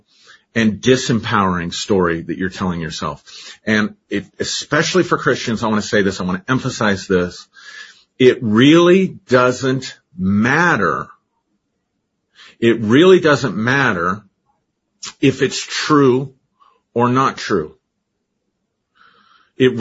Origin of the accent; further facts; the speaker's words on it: Colorado, United States; growing up in Colorado